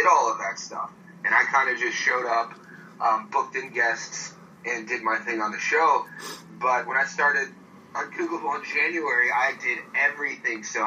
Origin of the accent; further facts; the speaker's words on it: Youngstown, Ohio, United States; moved away as an adult; also born or lived in Pittsburgh, Pennsylvania / Myrtle Beach, South Carolina / Long Beach, California; now in Sydney, Australia; I grew up in Youngstown